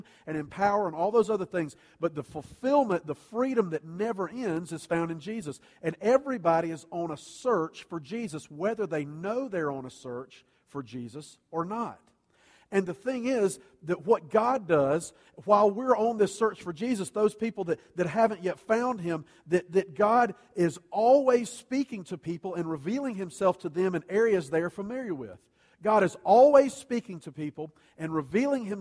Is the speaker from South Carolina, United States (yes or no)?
yes; Columbia, South Carolina, United States; I grew up in Columbia, and CSU didn't even have a football team back then